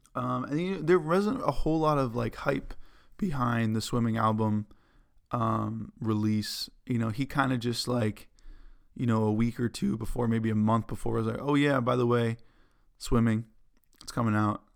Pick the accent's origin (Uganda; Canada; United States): United States; Lexington, Massachusetts; moved away; in my hometown of Lexington, Massachusetts